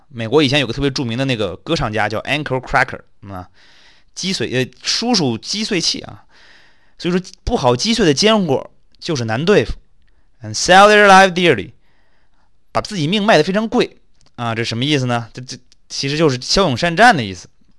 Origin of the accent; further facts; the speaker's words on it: China; 我们中国人说抓逃犯，不也老说收网收网吗？